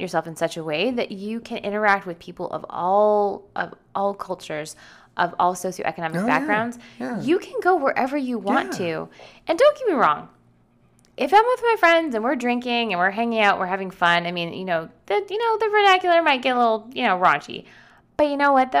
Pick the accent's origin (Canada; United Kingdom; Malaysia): Canada; Growing up in Canada, even if you lived in a more urban area like Toronto or Ottawa or Montreal, there was no separate subculture for blacks versus whites